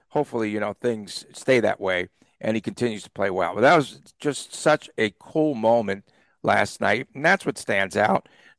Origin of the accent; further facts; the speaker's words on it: Las Vegas, Nevada, United States; from Las Vegas.